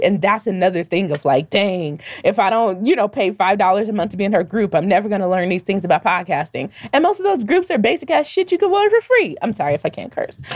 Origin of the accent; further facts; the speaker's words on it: Denver, Colorado, United States; growing up in Denver